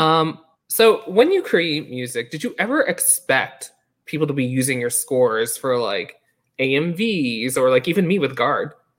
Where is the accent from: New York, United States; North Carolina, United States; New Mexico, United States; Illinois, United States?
New York, United States; moved away; growing up in New York, like, I wasn't in the theater community growing up